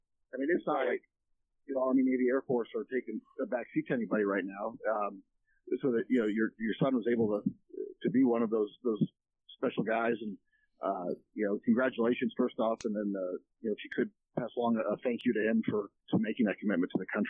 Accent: Canada; I'm Canadian

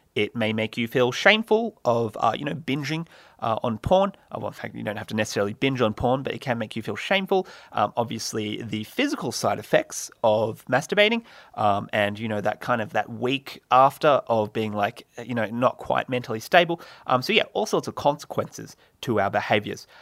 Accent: Australia; I'm from Australia

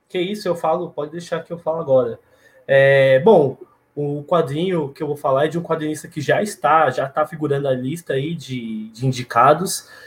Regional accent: São Paulo, Brazil; eu, como paulistano, como paulista

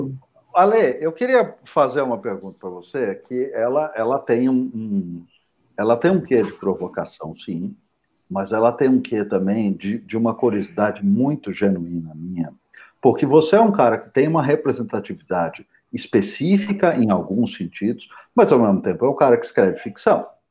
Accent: São José dos Campos, São Paulo, Brazil; Eu sou nascido em São José dos Campos

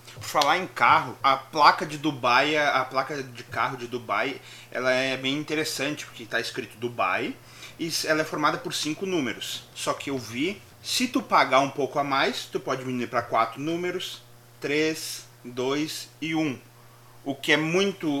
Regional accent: Brazil; a gente como brasileiro

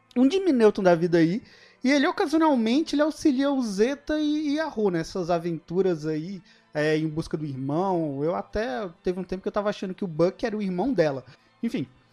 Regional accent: Brasília metropolitan surroundings, Brazil; a gente é do entorno de Brasília

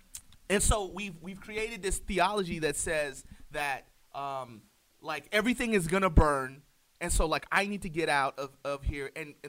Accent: the South, United States; moved away; I'm still a Southerner at heart.

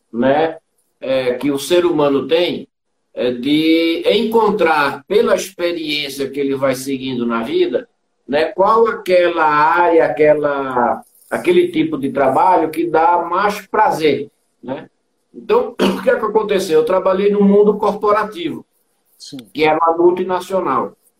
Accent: Recife, Pernambuco, Brazil; moved away as an adult; now in São Paulo, Brazil; eu sou de Recife, né? Hum. É, pernambucano. E vim para cá, para São Paulo, em 1983.

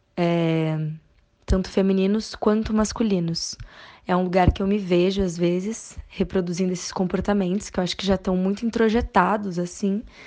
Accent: Porto Alegre, Rio Grande do Sul, Brazil; now in São Paulo, Brazil; atualmente eu moro em São Paulo, mas sou de Porto Alegre, no Rio Grande do Sul.

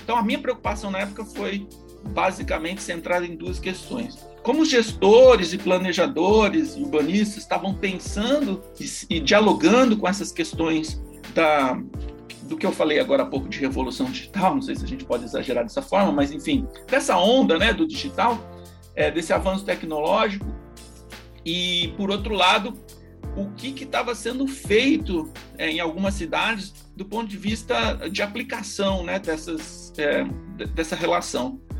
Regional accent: São Carlos, São Paulo, Brazil; moved away as an adult; also born or lived in Bauru / United Kingdom; Eu sou natural do interior de São Paulo, de São Carlos

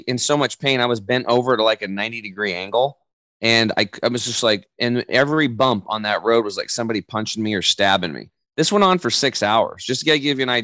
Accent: Eastern Oregon, United States; I grew up over in Eastern Oregon

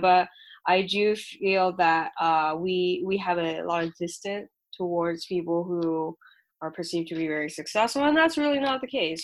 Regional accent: Shanghai, China; now in United States; I'm an immigrant from Shanghai, China

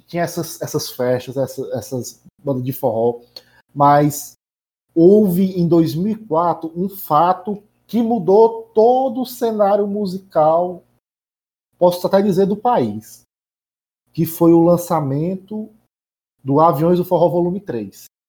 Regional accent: Nova Russas, Ceará, Brazil; lá em Nova Russas, onde é, onde eu nasci e fui criado

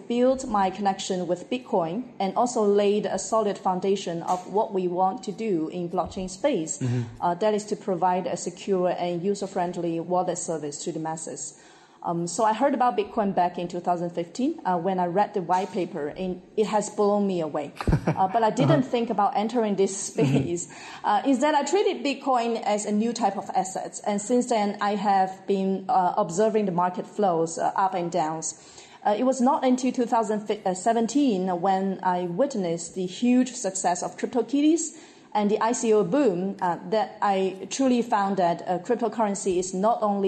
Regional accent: Guangdong, China; English is a second language; I was born and raised in Guangdong, China

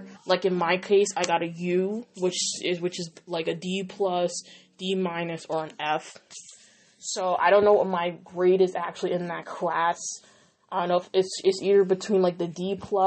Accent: Dutchess County, New York, United States; born or raised there

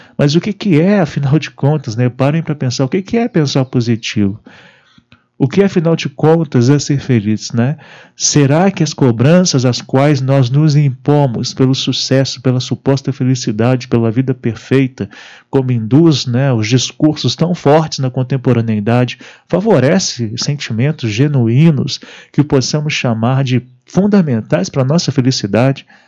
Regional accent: Brazil; nossa juventude no Brasil

